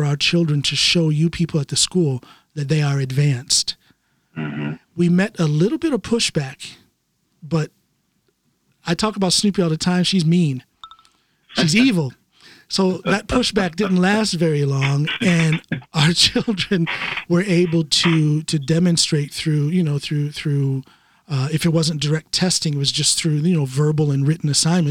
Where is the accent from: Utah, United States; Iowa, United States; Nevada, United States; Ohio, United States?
Ohio, United States; accent: Ohio; moved away as an adult; now in Norway; I'm gonna speak my dialect, my accent or whatever, my Ohio thing